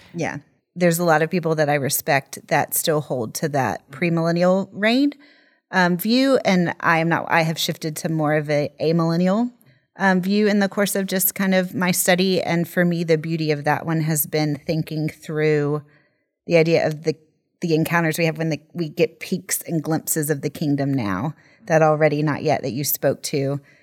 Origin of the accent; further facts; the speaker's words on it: United States; moved away; growing up as an American in the evangelical church in the eighties and nineties